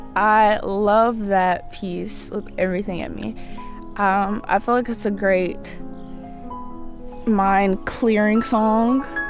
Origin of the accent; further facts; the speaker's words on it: Byram, Mississippi, United States; moved away as an adult; now in Troy, United States; I am from Byron, Mississippi. I tell people Jackson a lot 'cause they have no idea where Byron is, but it's right next door to Jackson.